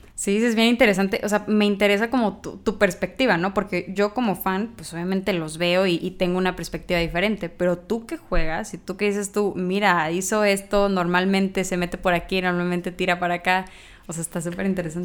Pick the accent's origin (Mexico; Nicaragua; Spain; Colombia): Mexico; Sinaloa; now in Monterrey, Mexico; yo no soy de aquí, soy de Sinaloa, pero llegar aquí a Monterrey